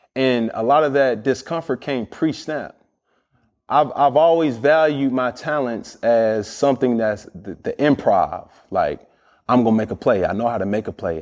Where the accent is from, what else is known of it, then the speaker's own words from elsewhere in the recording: Atlanta, Georgia, United States; I'm from Atlanta, Georgia